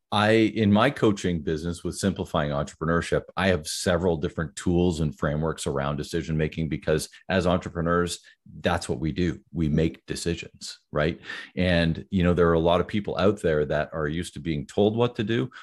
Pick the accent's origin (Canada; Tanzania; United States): Canada; Ottawa, Ontario; also born or lived in near Toronto, Ontario; I grew up in the Ottawa area, which is the capital of Canada.